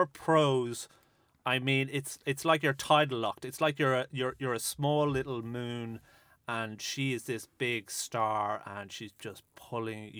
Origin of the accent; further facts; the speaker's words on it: Dublin, Leinster, Ireland; as a 20-year-old growing up in Dublin